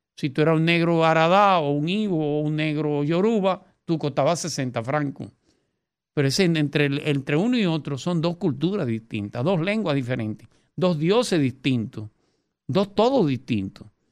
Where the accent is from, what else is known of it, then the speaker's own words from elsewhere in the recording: Dominican Republic; Nosotros somos dominicanos